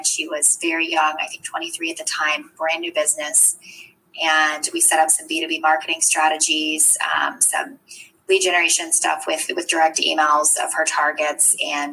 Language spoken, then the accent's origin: English; Eastern Shore of Maryland, United States; I grew up on the Eastern Shore of Maryland